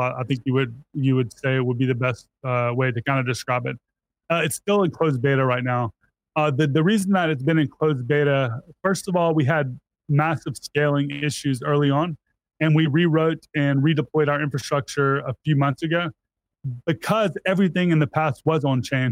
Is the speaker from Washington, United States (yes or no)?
no; Mississippi, United States; I was born and raised in Mississippi